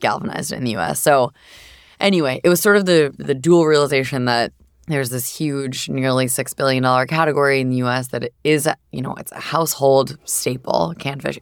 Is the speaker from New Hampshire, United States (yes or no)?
yes; Southern New Hampshire, United States; I grew up in Southern New Hampshire